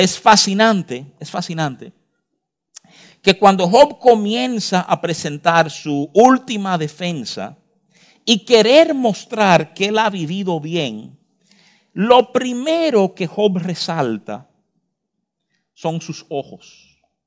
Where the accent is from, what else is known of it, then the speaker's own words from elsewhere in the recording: Dominican Republic; uno como dominicano